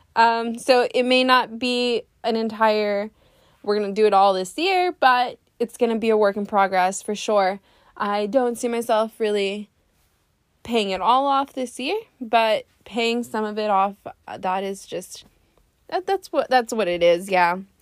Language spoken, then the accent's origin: English; Laredo, Texas, United States; now in San Antonio, United States; I am from Laredo